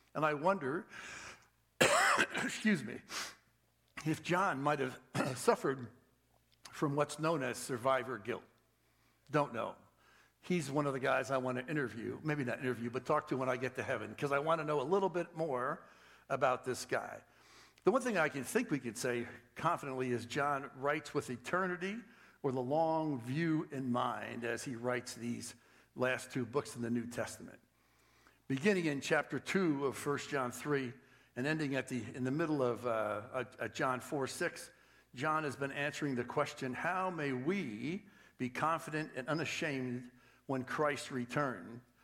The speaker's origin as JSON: {"language": "English", "region": "East Coast", "country": "United States", "tie": "born or raised there", "moved": "yes", "said": "I was born and raised on the East Coast."}